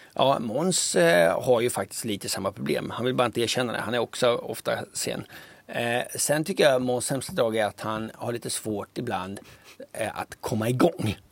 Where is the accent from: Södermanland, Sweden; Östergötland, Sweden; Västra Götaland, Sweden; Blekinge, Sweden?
Östergötland, Sweden; Linköping; accent: Östergötland dialect; moved away; jag är uppvuxen i Linköping. Jag flyttade därifrån vid 90, vad, 94 eller något sånt där